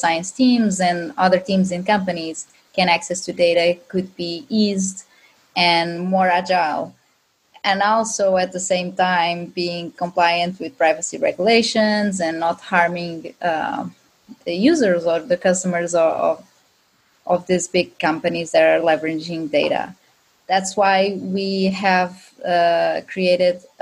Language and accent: English; Azores, Portugal; English is a second language; now in Lisbon, Portugal; I am Portuguese, and I've born in a small but amazing island from Azores.